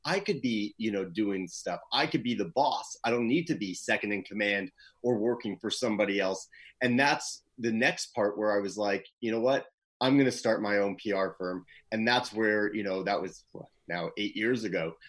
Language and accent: English; Toronto, Ontario, Canada; moved away as an adult; also born or lived in Los Angeles, California; I am originally from Toronto, the nice cold of Canada